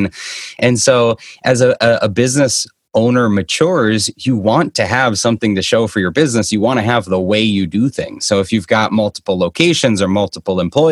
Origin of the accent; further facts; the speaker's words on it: Boston, Massachusetts, United States; now in Scottsdale, Arizona, United States; I'm originally from the Boston area, kind of where I am right now